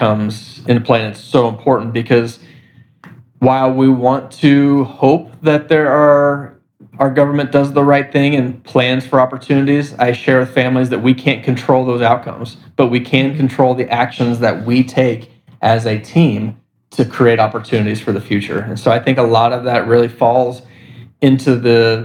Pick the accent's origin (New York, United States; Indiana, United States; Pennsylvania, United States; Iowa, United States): Indiana, United States; Indianapolis; We're from Indianapolis, Indiana, but I connected with families and organizations across the country.